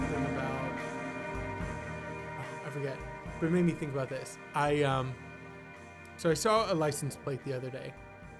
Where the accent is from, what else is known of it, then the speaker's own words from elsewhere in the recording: Florida, United States; I'm a Florida baby.